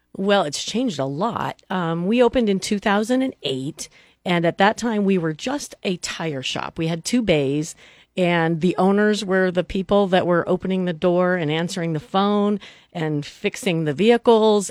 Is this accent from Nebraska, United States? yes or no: yes; Neely, Nebraska, United States; moved away as an adult; now in Lincoln, United States; Dan and I grew up in a small town. Uh, we're from Neely, Nebraska.